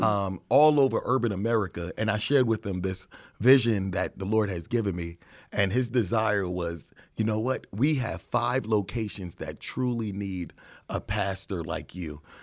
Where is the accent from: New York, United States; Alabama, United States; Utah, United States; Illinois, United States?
New York, United States; now in Chicago, United States; I'm from New York